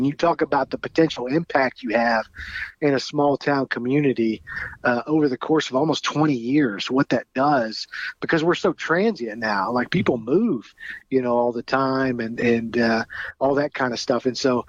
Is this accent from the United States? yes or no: yes; White Oak, Texas, United States; moved away as an adult; now in Oxford, Mississippi, United States; So I grew up in the White Oak area.